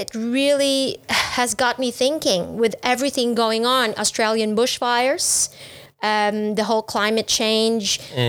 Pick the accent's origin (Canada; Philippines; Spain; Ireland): Philippines; now in Vietnam; being Filipino and having grown up with pork sinigang and lechon